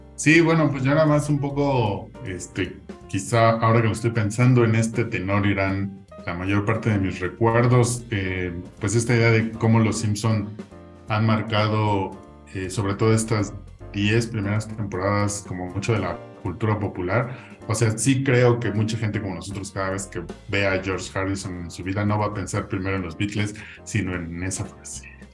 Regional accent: Mexico; como mexicanos

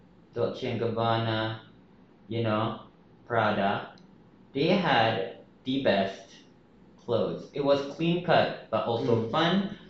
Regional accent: Philippines; Mine was, I was kind of proud of being Filipino.

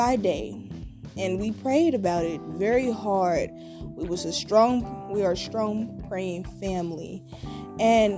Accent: Kansas City, Missouri, United States; also born or lived in Independence, Missouri; I was born and raised in Kansas City, Missouri

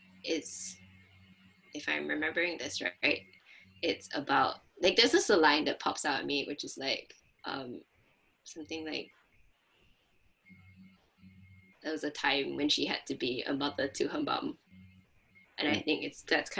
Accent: Singapore; as a Singaporean

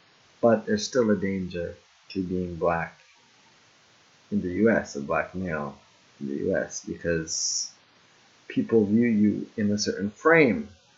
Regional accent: Jamaica; that's when I first started stepping into owning my blackness and not just saying, oh, I'm Jamaican, dance hall, let me rock the colors and my family.

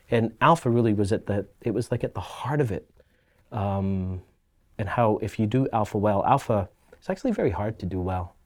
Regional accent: Glasgow, Scotland, United Kingdom; now in Halifax, Canada; I grew up in Scotland, and in Scotland, uh, being a Catholic or Protestant is inherently tribal

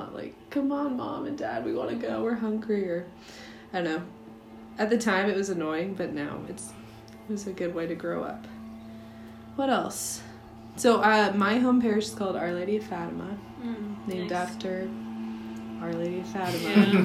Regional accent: Modesto, California, United States; also born or lived in Fresno, California; when I was 6 months, my parents moved to Modesto

